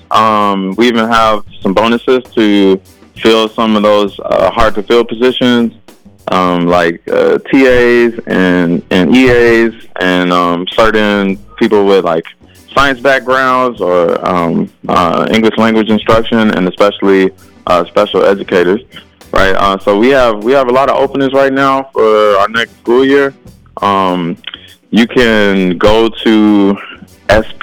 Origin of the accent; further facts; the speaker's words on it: Chicago, Illinois, United States; moved away as an adult; now in Saint Paul, United States; Originally I'm from Chicago and, you know, my experience growing up and going to school was very different